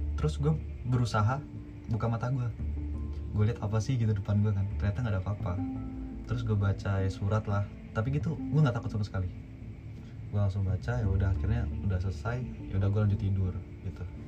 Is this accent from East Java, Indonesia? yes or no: no; Padang, West Sumatra, Indonesia; moved away; also born or lived in Solo; gue dari kecil dari gue kecil di Padang